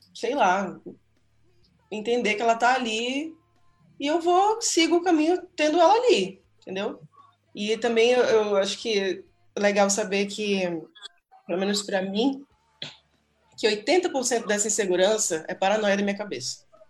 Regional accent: Belém, Pará, Brazil; moved away; que é lá uma banda de Belém, do Pará e tal, de onde eu sou

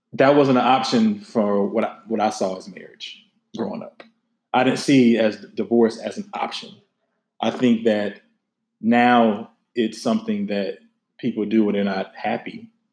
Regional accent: the South, United States; I am from the South

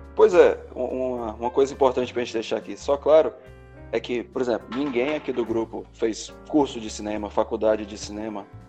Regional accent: Ceará, Brazil; eu, como bom cearense

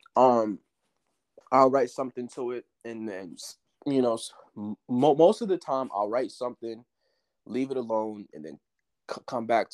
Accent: Beaufort, South Carolina, United States; also born or lived in Far Rockaway, New York / Cleveland, Ohio; I lived in South Carolina for most of my life, but originally, January 25th, 2001, I was born in Far Rockaway, New York.

